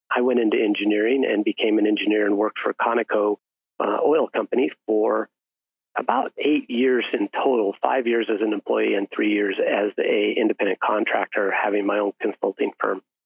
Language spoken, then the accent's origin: English; Salida, Colorado, United States; went back to my hometown in Salida, Colorado, a town of about 5,000 people.